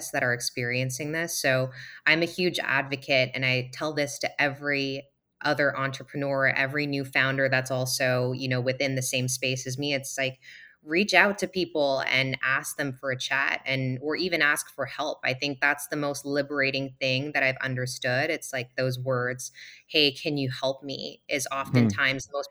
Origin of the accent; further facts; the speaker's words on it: Singapore; We're both from Singapore